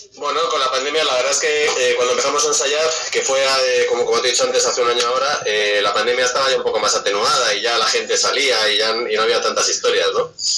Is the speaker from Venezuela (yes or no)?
no; Madrid, Community of Madrid, Spain; Somos todos de Madrid